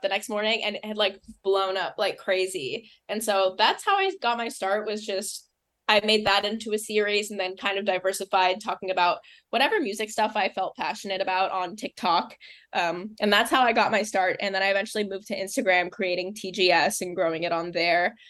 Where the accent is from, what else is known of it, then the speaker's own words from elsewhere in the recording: Los Angeles, California, United States; now in New York, United States; I'm from Los Angeles, California. I live in New York now